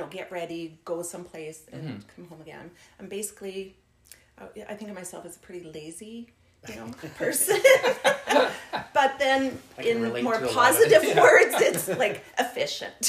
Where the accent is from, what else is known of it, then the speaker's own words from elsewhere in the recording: Nova Scotia, Canada; moved away; I grew up in Nova Scotia.